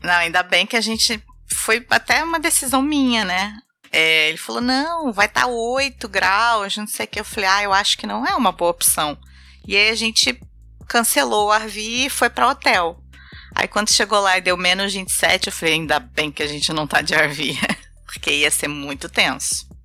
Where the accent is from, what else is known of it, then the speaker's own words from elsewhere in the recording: Rio de Janeiro, Brazil; É, eu sou carioca, vivi minha infância inteira no Rio de Janeiro